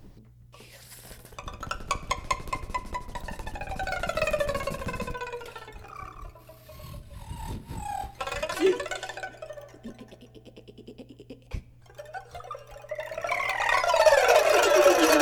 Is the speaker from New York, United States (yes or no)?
yes; New York City, New York, United States; I grew up in East New York, Brooklyn.